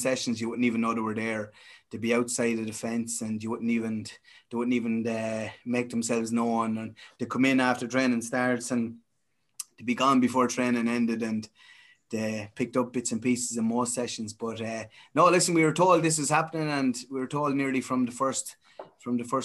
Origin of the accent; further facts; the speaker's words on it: Castletown Geoghegan, Westmeath, Leinster, Ireland; I'm from Castlelongegan here